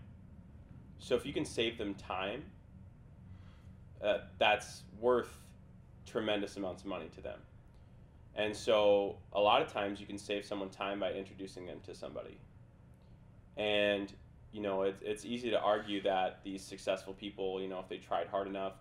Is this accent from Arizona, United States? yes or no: no; Minnesota, United States; moved away as an adult; also born or lived in Lawrence, Kansas; I'm from Minnesota. Like, that alone, yeah, like, I have no network, from Minnesota, from a small town. I was grew up in a township